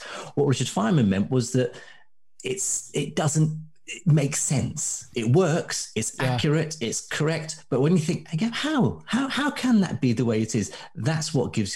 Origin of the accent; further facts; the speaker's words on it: Baghdad, Baghdad Governorate, Iraq; now in United Kingdom; as a kid, I grew up in Baghdad